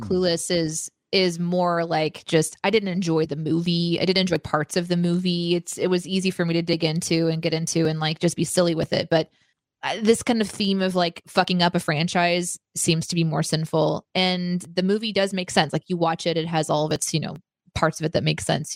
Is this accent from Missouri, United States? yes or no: yes; Springfield, Missouri, United States; I grew up in Springfield, fucking Missouri